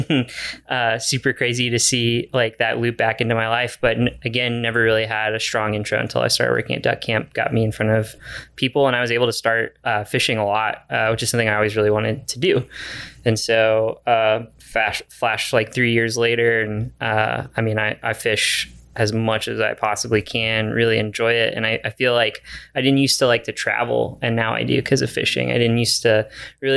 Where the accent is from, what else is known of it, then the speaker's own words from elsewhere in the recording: Guadalupe River, Texas, United States; now in Austin, United States; growing up on the Guadalupe River, just again, I think that's like definitely feels like a home water.